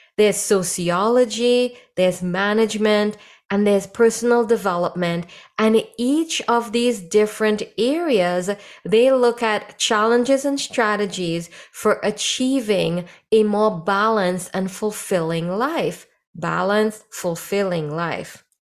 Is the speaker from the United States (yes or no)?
no; Trinidad & Tobago; moved away; when I was growing up in Trinidad